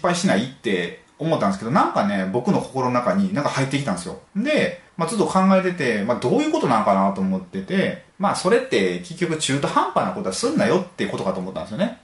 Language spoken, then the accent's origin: Japanese; Mie, Japan; 僕、三重県なんですけど